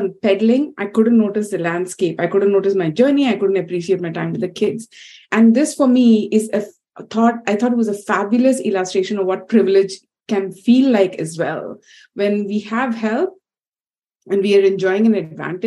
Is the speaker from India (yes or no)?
yes; India; growing up in India, which is really, they say it's a country of multiple centuries at once